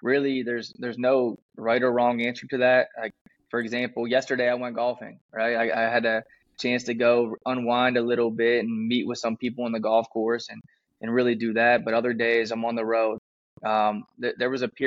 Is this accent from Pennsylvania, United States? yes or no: yes; Pittsburgh, Pennsylvania, United States; moved away; I'm originally from Pittsburgh, Pennsylvania